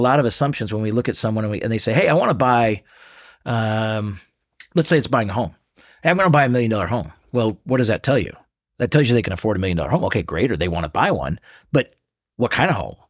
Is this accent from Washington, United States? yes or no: yes; Seattle, Washington, United States; moved away as an adult; now in Salt Lake City, United States; born and raised in Seattle.